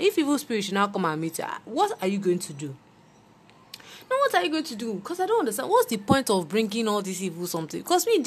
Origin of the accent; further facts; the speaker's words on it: Nigeria; as Nigerian children